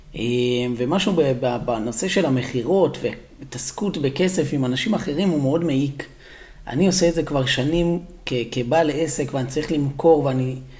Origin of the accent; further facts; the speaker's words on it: Israel; המקום שאתה ואני גדלנו בו